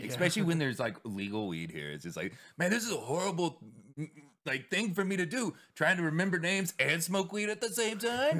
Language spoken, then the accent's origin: English; Texas, United States; I'm from Texas.